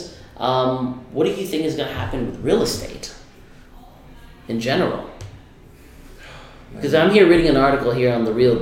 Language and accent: English; Miami, Florida, United States; now in New York City, United States; I'm originally from Miami, Florida, born and raised there